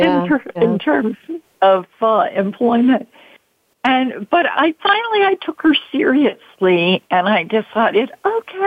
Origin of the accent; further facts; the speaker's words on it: Baltimore, Maryland, United States; I'm from Baltimore originally